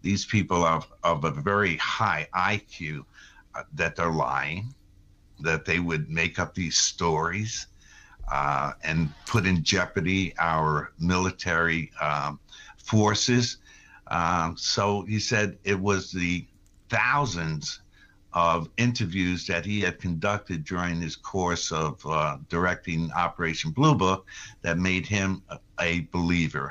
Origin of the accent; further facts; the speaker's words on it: Putnam County, New York, United States; coming back to my hometown, married, a little family, and wanting to get into the job market, and found myself running for political office. I loved the community I lived